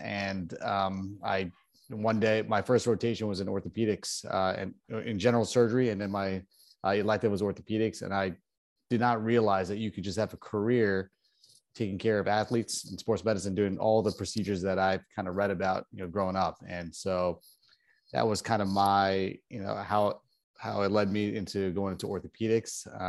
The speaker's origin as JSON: {"language": "English", "region": "Northern New Jersey", "country": "United States", "tie": "born or raised there", "moved": "yes", "said": "I grew up in Northern Jersey, just outside New York."}